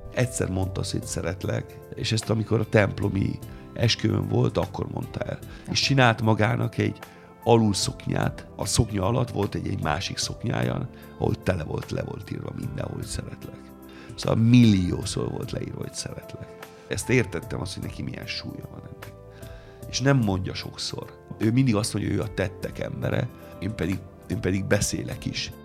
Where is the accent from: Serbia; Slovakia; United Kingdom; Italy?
Italy; Hungarian is a second language; moved away as an adult; now in Hungary; én lehessek még mindig az a …, aki már 28 éve Magyarországon